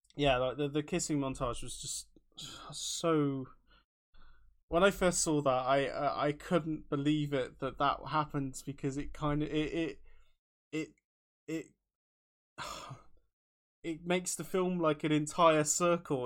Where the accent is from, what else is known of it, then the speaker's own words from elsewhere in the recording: Taunton, South West England, United Kingdom; now in Bristol, United Kingdom; in taunton if anybody who's listening is from my hometown